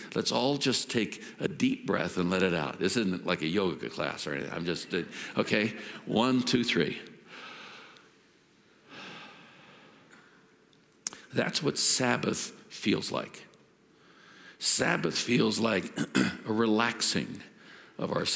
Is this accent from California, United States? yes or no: yes; Oakland, California, United States; When I was a kid growing up in Oakland, California